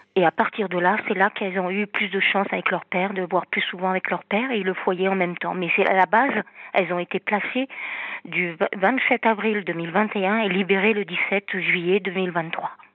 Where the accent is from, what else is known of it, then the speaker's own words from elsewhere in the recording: Normandy, France; moved away; also born or lived in south of France; Je suis normande